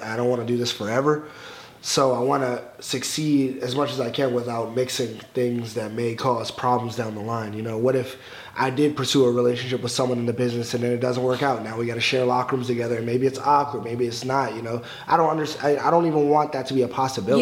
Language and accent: English; Alexandria, Virginia, United States; growing up in Alexandria, Virginia, not a lot of people were watching wrestling